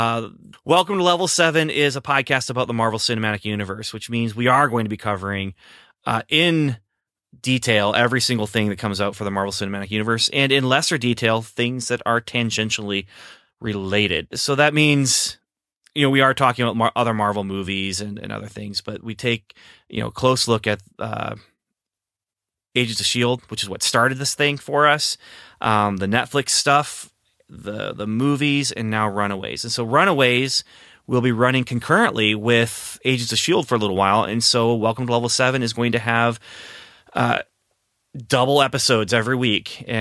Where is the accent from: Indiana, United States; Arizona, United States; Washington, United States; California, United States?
Indiana, United States; And one might call Evan and I Hoosier territory because we are from Indiana.